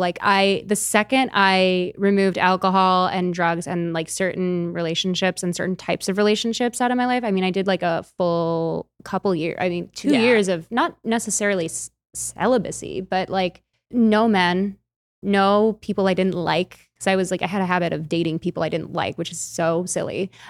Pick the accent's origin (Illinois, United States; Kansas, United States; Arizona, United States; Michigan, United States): Illinois, United States; Chicago; I'm from Chicago.